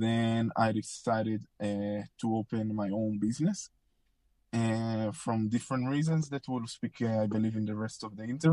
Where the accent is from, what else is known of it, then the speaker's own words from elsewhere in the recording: Israel; moved away as an adult; now in Orlando, United States; I'm originally from Israel. I born and raised there until 21 years old.